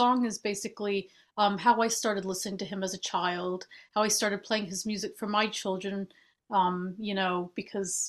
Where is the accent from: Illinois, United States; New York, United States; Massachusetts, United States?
Massachusetts, United States; Boston; moved away as an adult; now in London, United Kingdom; I'm from the U.S. I'm from Boston. And I've actually been living in the UK for about 15 years now in London.